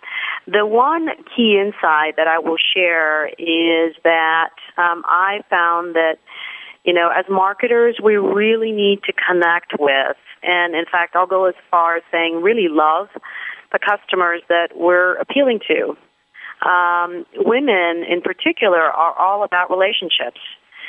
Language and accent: English; Pakistan; moved away; I'm originally from Pakistan, but I would say that I'm really a citizen of the world. I've lived or worked in seven countries around the world across three different continents.